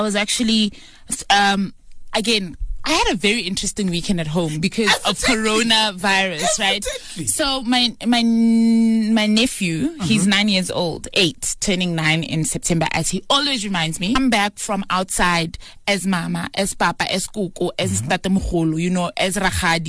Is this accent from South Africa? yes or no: yes; South Africa; As a South African